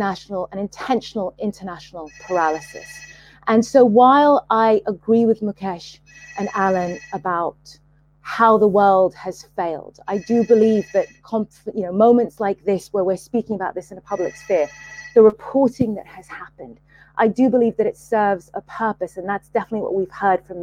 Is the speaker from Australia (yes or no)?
no; Sudan; I'm from Sudan